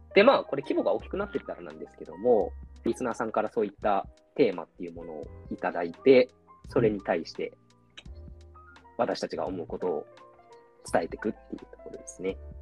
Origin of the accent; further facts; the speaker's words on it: Aichi, Japan; now in Shizuoka, Japan; 僕が静岡にいるので、ちょうど地元愛知と東京の中間にいる